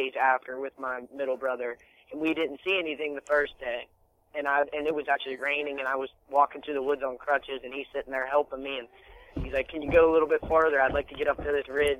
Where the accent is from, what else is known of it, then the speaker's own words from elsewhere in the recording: Elizabeth, Pennsylvania, United States; I'm from a small town, Elizabeth, Pennsylvania